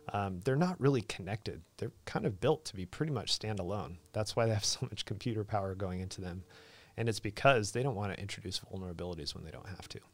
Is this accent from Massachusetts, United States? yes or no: no; Idaho, United States; moved away; also born or lived in New River Valley, Virginia; I'm from Idaho.